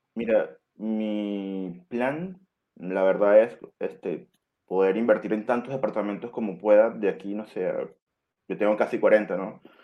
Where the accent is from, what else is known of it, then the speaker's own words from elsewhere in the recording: Venezuela; moved away as an adult; now in Chile; soy extranjero, venezolano, estoy acá en Chile casi, hace casi siete años